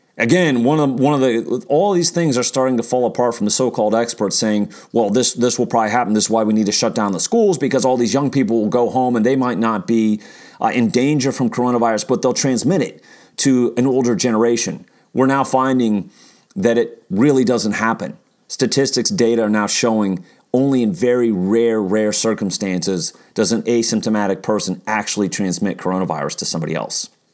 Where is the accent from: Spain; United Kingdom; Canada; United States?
United States; Kansas; moved away as an adult; also born or lived in Santa Barbara, California / Washington, D.C.; moved to Kansas when I was nine, almost nine